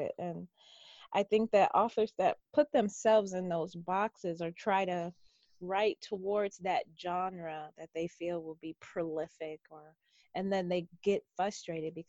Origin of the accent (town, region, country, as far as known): Detroit, Michigan, United States; born or raised there